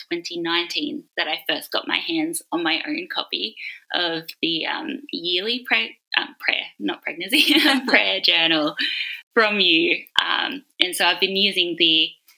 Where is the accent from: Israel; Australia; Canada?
Australia; I am from Australia